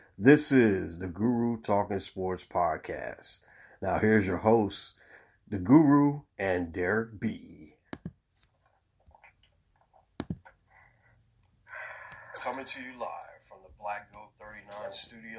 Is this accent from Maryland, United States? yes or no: yes; Baltimore, Maryland, United States; I love Baltimore too. Believe me, I love my hometown